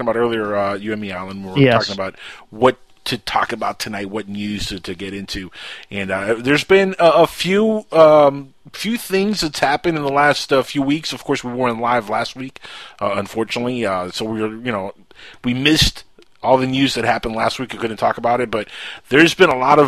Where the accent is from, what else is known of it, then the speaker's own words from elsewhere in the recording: Cuba; accent: Cuban; my Cuban accent.